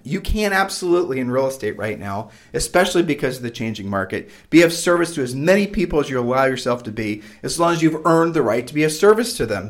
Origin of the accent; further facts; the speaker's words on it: Ohio, United States; moved away as an adult; we grew up in Ohio, and then we've moved and, you know, traveled all over the country